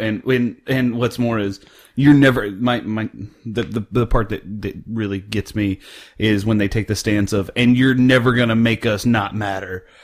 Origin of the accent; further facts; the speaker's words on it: central Oklahoma, United States; now in North Texas, United States; I grew up in central Oklahoma